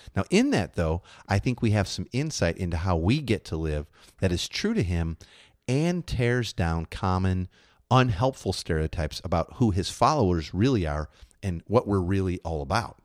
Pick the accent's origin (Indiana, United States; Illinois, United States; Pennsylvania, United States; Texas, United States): Illinois, United States; Chicago; moved away; When I grew up in Chicago